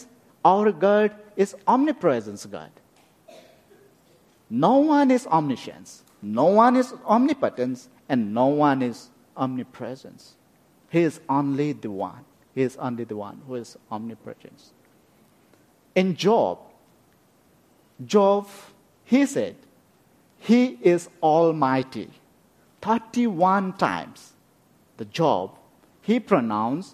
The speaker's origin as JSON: {"language": "English", "region": "West Bengal", "country": "India", "tie": "born or raised there", "also_born_or_lived": "Bhutan / Nepal", "moved": "yes", "said": "I born in Bhutan, and very much I grew up in India"}